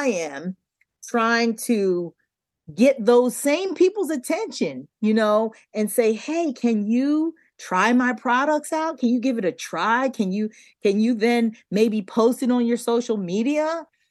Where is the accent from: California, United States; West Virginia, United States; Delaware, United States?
Delaware, United States; We grew up in Delaware